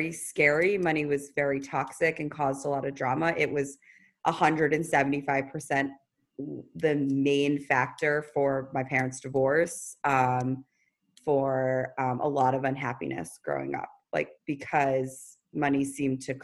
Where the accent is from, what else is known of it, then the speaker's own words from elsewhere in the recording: New York City, New York, United States; I was from the Upper East Side of Manhattan. I was raised by a single parent